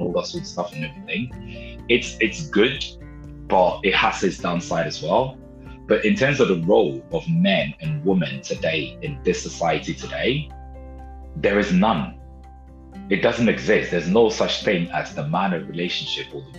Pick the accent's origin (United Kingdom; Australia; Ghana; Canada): Ghana; I was born in Ghana, in West Africa